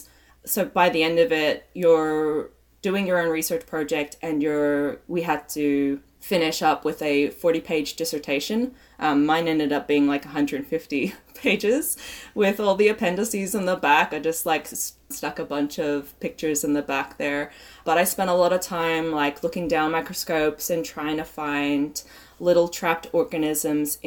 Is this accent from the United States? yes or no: no; Australia; I'm Australian